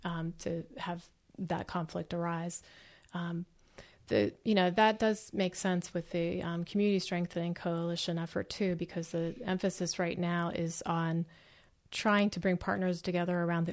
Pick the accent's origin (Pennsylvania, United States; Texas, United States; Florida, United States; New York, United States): Pennsylvania, United States; Pittsburgh; I'm from Pittsburgh.